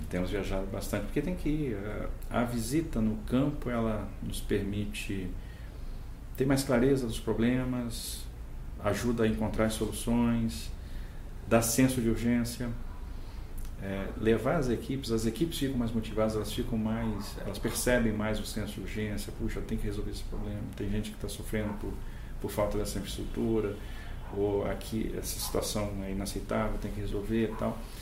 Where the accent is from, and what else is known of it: Brazil